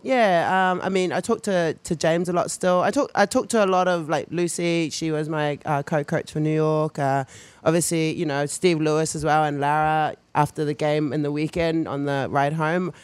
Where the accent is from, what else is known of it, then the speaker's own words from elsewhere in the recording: New Zealand; moved away; growing up in New Zealand culture, rugby as well